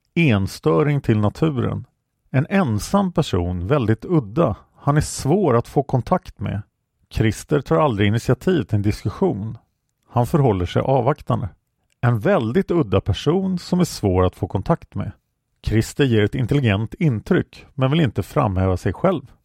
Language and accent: Swedish; Stockholm, Stockholm County, Sweden; jag växte upp på Kungsholmen